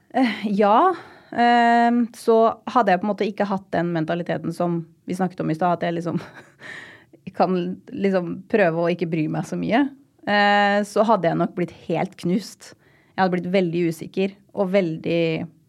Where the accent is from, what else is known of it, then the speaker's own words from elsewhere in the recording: Rakkestad, Østfold, Norway; moved away; jeg hadde en fantastisk oppvekst i Rakstad